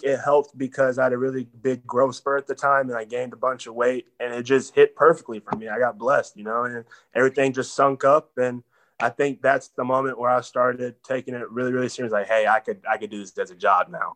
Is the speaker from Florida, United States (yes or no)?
no; Texas, United States; I'm from Texas, so Texas boys gotta have the truck.